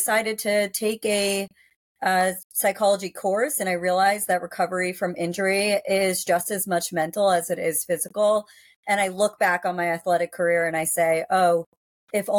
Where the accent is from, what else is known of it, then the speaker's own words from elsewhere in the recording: Worcester, Massachusetts, United States; I grew up in Massachusetts, in Central Mass